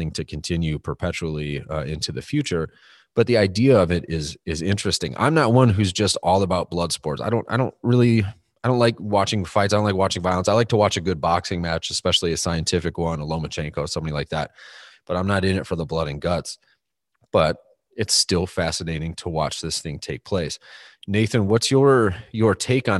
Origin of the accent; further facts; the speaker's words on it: United States; the American in the room